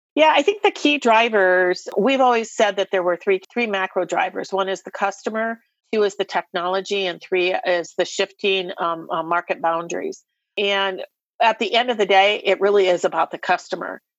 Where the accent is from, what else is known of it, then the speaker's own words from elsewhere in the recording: Iowa, United States; I'm an Iowa girl, born and raised in Iowa